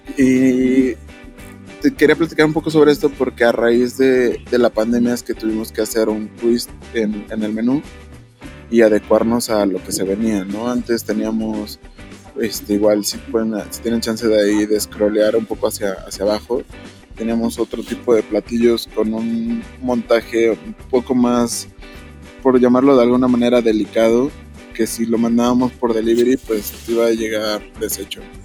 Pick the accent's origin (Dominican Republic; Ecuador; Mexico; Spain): Mexico; porque si somos mexicanos, porque si hablamos el español